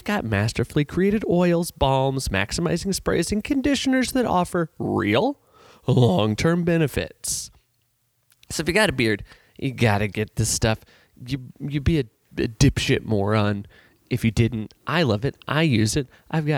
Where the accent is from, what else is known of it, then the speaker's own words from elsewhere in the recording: St. Louis, Missouri, United States; I'm from St. Louis.